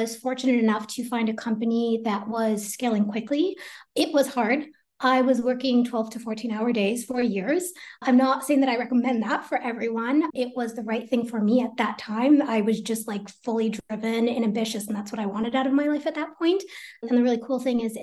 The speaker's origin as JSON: {"language": "English", "town": "Teaneck", "region": "New Jersey", "country": "United States", "tie": "born or raised there", "said": "I was born in Teaneck, New Jersey"}